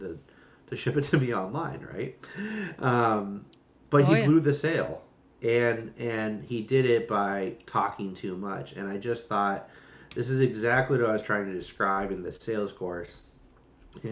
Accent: Los Angeles, California, United States; I'm from Los Angeles

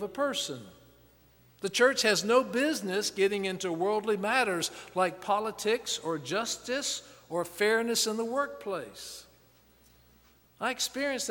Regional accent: the South, United States; I grew up in the South

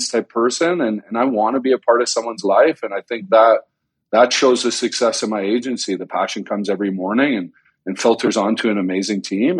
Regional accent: Canada; moved away as an adult; now in United States; I grew up in Canada

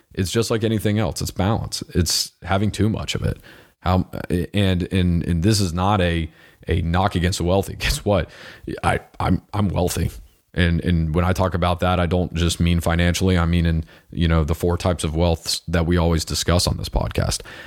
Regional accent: United States; I am an American

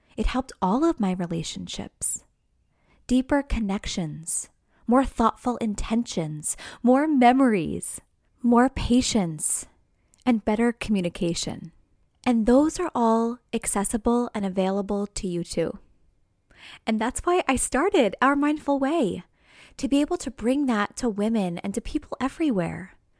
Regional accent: New York, United States; now in New Jersey, United States; I'm from New York, right outside New York City

